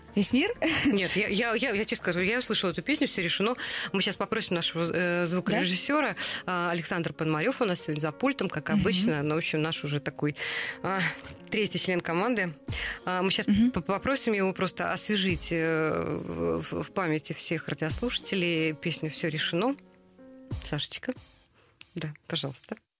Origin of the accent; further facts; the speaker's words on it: Saratov, Saratov Oblast, Russia; moved away; Тут сидит две львицы из Саратова рожденные.